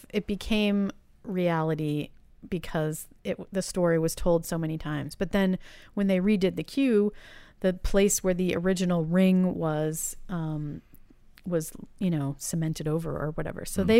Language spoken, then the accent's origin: English; Boston, Massachusetts, United States; growing up in Boston...